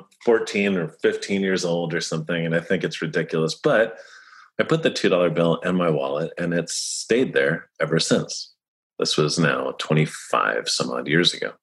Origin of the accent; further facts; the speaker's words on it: Sleepy Hollow, New York, United States; also born or lived in Tarrytown; I'm from Westchester. I grew up in Sleepy Hollow and Tarrytown